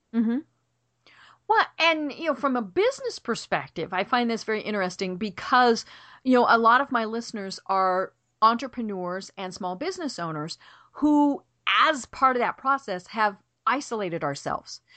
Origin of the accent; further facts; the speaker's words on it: Colorado, United States; I'm from Colorado